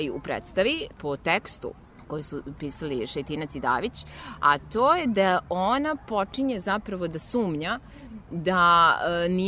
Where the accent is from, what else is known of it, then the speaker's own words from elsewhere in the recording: Novi Sad, Vojvodina, Serbia; Novi Sad je moj rodni grad